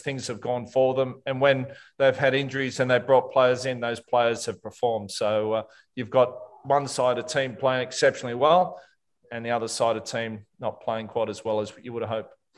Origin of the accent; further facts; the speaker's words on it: Australia; being an Australian